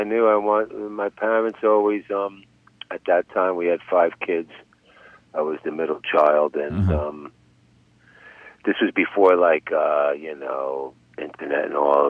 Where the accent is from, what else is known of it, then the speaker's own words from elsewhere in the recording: Passaic, New Jersey, United States; Passaic, New Jersey.